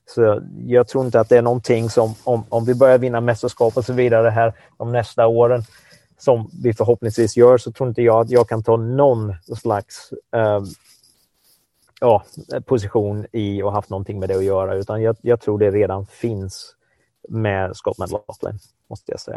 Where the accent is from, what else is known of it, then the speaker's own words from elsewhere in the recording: Sweden; som svensk